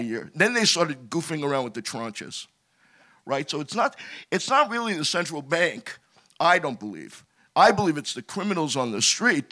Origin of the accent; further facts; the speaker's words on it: New York City, New York, United States; I'm a kid from Brooklyn, New York. I used to play softball with Lloyd Blankfein.